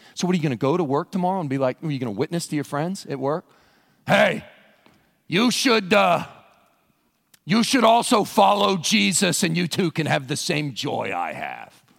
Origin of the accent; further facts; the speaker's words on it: Western Kentucky, United States; I grew up in Western Kentucky in a church out in the county